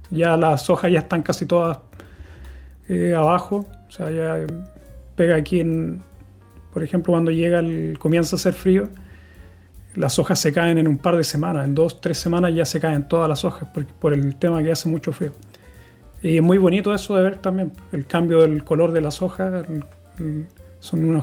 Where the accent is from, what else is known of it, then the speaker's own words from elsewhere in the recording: Santiago, Santiago Metropolitan Region, Chile; now in Gothenburg, Sweden; Cuando yo llegué, yo vengo de Santiago, una ciudad que hace mucho calor en el verano y están bien marcadas las estaciones, igual que aquí en Suecia